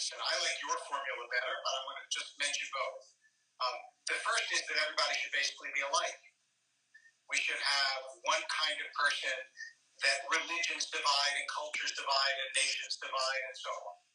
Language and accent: English; Philadelphia, Pennsylvania, United States; also born or lived in Harrisburg, Pennsylvania; I grew up in Philadelphia. And in Harris, I was born in Harrisburg and grew up in Philadelphia.